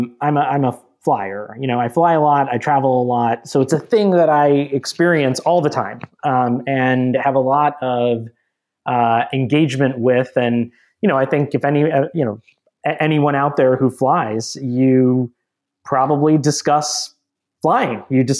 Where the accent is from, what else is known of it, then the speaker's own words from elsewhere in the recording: Minnesota, United States; also born or lived in Georgia; I grew up largely in Minnesota and Georgia in areas that, I wouldn't say were probably the most diverse in the country